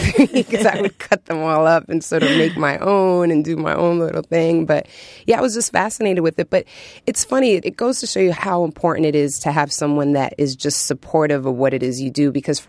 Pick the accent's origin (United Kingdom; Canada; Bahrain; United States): United States; New York City, New York; growing up in New York City, you know, the music was just sort of all around.